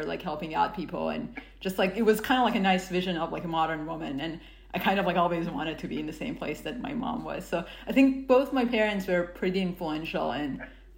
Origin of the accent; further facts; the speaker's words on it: Iran; now in United States; I grew up in Iran